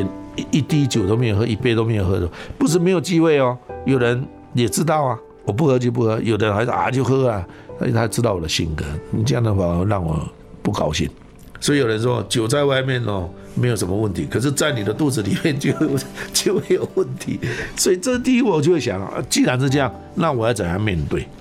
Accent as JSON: {"language": "Chinese", "country": "China", "lives_now": "Taiwan", "said": "我把我们大陆那边拿的乙辛茶壶了、马兰豆就带回来了。"}